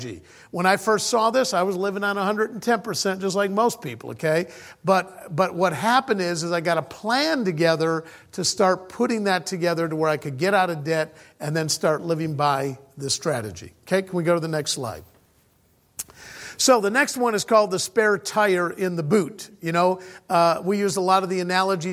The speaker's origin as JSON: {"language": "English", "country": "United States", "tie": "born or raised there", "moved": "as an adult", "said": "I was originally born and raised in the States"}